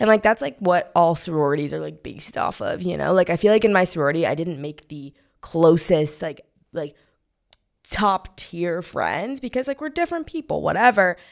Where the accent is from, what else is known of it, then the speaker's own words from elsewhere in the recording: Missouri, United States; moved away; I'm from Missouri